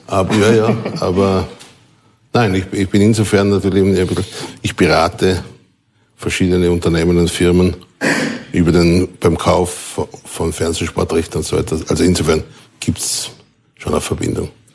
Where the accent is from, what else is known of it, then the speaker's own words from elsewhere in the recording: Vorarlberg, Austria; Ich bin in Vorarlberg aufgewachsen, lebe auch nach wie vor dort